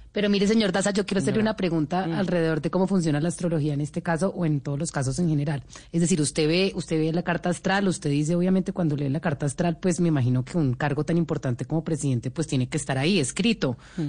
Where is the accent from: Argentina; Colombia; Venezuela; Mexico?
Colombia; nosotros somos colombianos